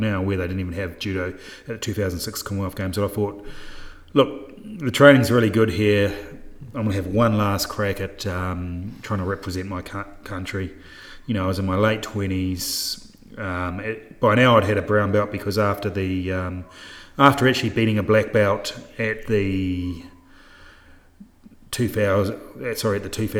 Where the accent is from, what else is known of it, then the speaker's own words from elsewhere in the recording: New Zealand; moved away as an adult; now in Townsville, Australia; I'm a New Zealander